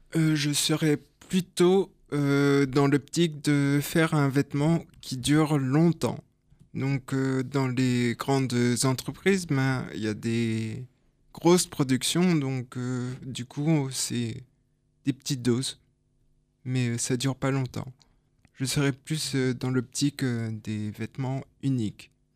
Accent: France; moved away as an adult; also born or lived in Belgium; je suis français. Hein. je suis parti en Belgique ah juste pour mes études

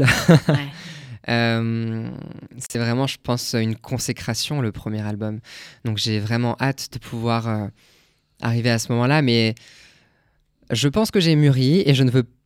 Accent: Grand Est, France; on a un jardin chez moi en Alsace

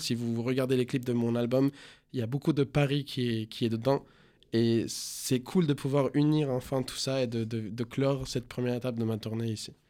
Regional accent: Venezuela; French is a second language; moved away as an adult; now in France; quand j'ai quitté le Venezuela, c'était en tant qu'immigrant et maintenant je rentre en tant que chanteur

